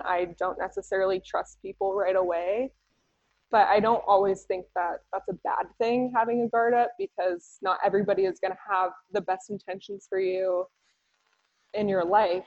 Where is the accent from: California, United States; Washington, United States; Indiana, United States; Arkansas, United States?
California, United States; San Diego; moved away; also born or lived in Boise; I grew up in San Diego